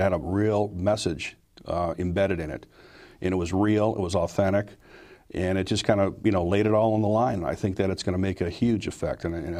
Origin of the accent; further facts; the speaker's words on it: Detroit, Michigan, United States; We're from Detroit. We're proud of Detroit. It's the Motor City.